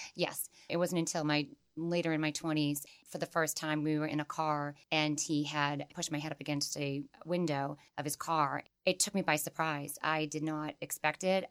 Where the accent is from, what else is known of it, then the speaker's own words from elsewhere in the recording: Holbrook, Massachusetts, United States; I grew up in Holbrook, Massachusetts